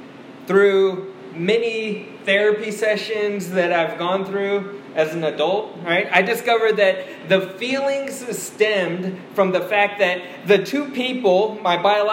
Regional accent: Washington, District of Columbia, United States; also born or lived in South Korea; I was born in South Korea, and when I was 2 years old, once again, when I was 2, I got on a plane and flew over to the United States to Washington, D.C.

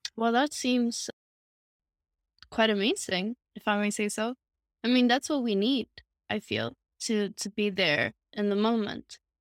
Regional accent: Sweden; Sweden. I'm, uh, born and raised here, still living here

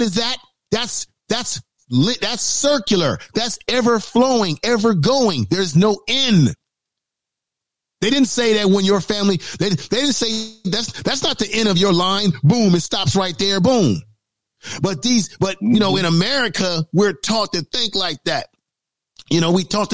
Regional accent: Baltimore, Maryland, United States; moved away; I was born in Baltimore.

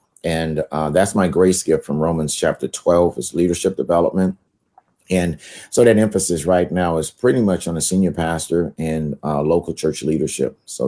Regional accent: California, United States; also born or lived in Shreveport, Louisiana; I'm originally from Shreveport, Louisiana, but basically grew up out here in California.

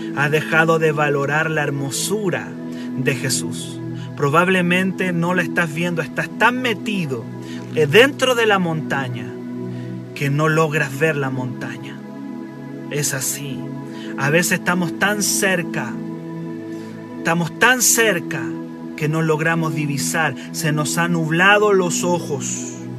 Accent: Chile; accent: Chilean; Dios puede usar gente chilena tan con nuestro acento

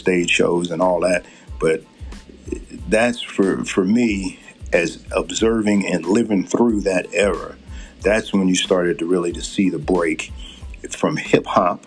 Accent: Philadelphia, Pennsylvania, United States; now in Utah, United States; where I grew up in Philadelphia, okay? Mind you, in the Philadelphia area

